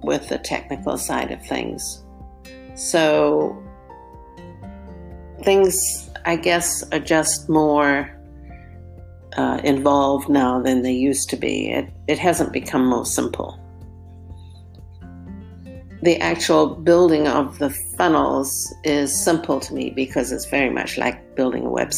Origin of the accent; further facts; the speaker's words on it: South Africa; now in Southern California, United States; when I was very young, growing up in South Africa